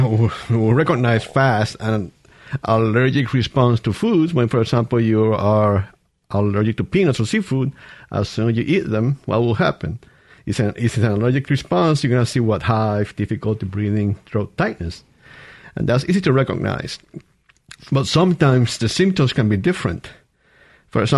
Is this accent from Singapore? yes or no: no; Puerto Rico; moved away as an adult; also born or lived in El Paso, Texas / Washington, D.C.; now in Mississippi, United States; I'm from Puerto Rico. I went to a medical school back home in Puerto Rico